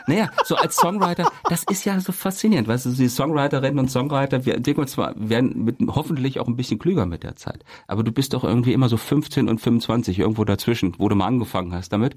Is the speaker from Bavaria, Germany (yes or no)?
no; Kassel, Hesse, Germany; dann nach Kassel, da kam ich dann zur Welt im Jahre ja. 72